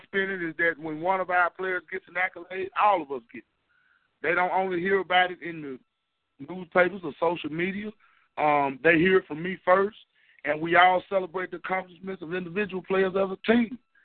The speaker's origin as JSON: {"language": "English", "region": "the South", "country": "United States", "said": "I'm from the South"}